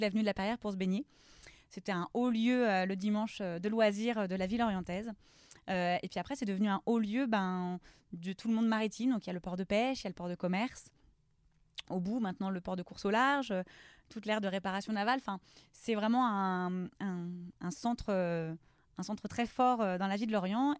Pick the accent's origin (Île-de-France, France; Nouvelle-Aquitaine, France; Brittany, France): Brittany, France; Lorient; je suis originaire de Lorient. Mhm. j'ai grandi dans le quartier de Merville